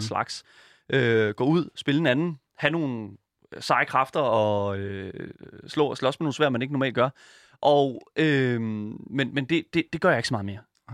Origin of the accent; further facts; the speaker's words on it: Horsens, Central Denmark Region, Denmark; also born or lived in Djursland; now in Copenhagen, Denmark; jeg kommer originalt fra Horsens